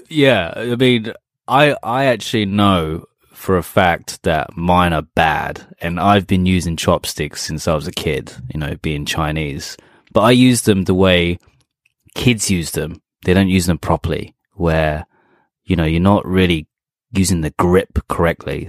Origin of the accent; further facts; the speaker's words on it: England, United Kingdom; first language English; now in Japan; I am English